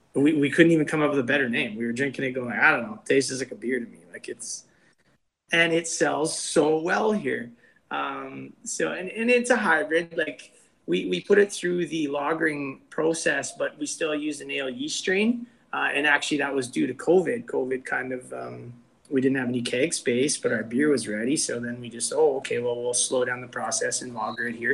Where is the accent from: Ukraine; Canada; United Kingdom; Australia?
Canada; North Battleford, Saskatchewan; also born or lived in Vancouver; Him and I grew up together here in the Battlefords.